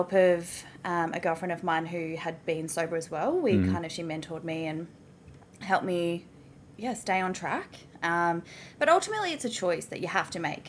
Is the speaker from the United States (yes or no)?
no; Melbourne, Victoria, Australia; moved away as an adult; now in Gold Coast, Australia; I'm originally from Melbourne